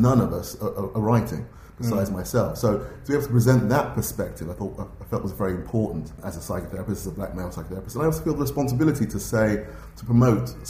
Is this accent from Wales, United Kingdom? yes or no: no; London, United Kingdom; myself as a black man growing up in West London in the 60s and 70s